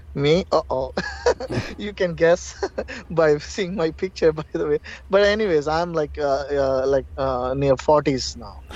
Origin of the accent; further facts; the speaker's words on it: Hyderabad, Telangana, India; moved away; also born or lived in Russia; I'm from basically from India, Hyderabad